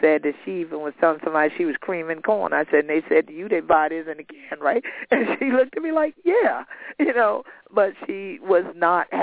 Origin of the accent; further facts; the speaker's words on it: St. Helena Island, South Carolina, United States; I grew up here on St. Helens Island